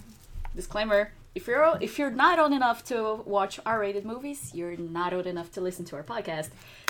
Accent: Brazil; moved away as an adult; now in Scotland, United Kingdom; I'm a Brazilian 26-year-old straight girl

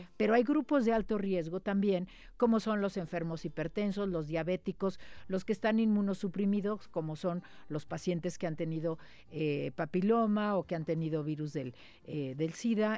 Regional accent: Mexico; Nosotros en México

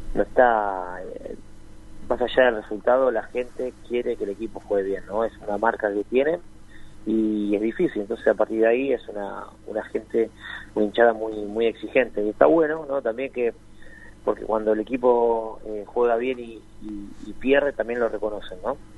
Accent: Argentina; nosotros como, como argentinos

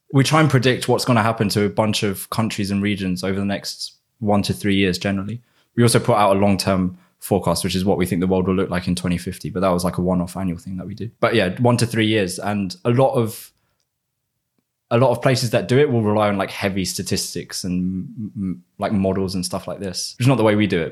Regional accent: United Kingdom; accent: British; also born or lived in Spain / London; my normal British accent

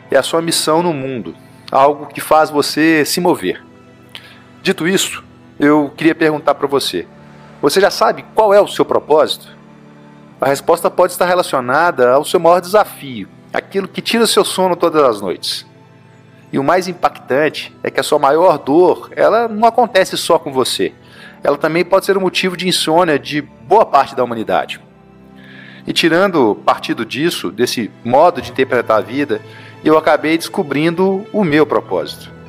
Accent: Minas Gerais, Brazil; Eu sou mineiro, como vocês já devem ter percebido aí pelo meu sotaque.

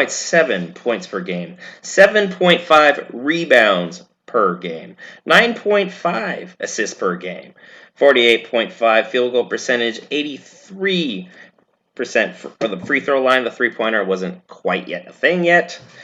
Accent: Spokane, Washington, United States; He was born in my hometown of Spokane, Washington. We were born same city.

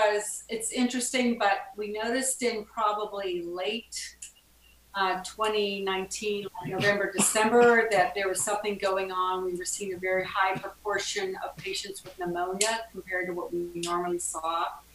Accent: Pittsburgh, Pennsylvania, United States; I'm from Pittsburgh, Pennsylvania.

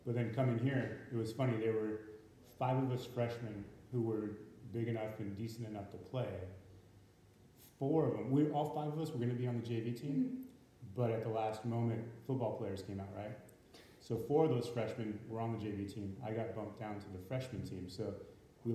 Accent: Santa Cruz County, California, United States; most of us, we're from Santa Cruz County

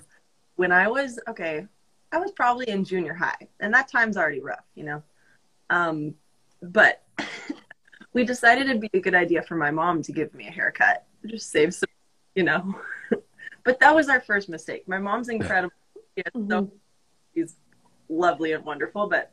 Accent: Colorado Springs, Colorado, United States; moved away as an adult; now in Nashville, United States; I'm from Colorado Springs

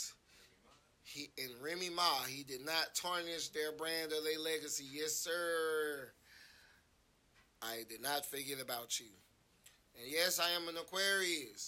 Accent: Atlanta, Georgia, United States; I'm from Atlanta

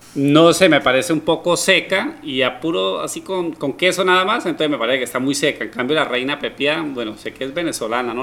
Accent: Norte de Santander, Colombia; Yo que soy norte santanderiano

